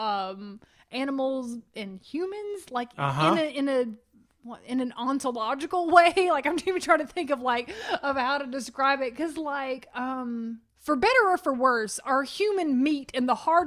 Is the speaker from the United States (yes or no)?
yes; United States; I am an American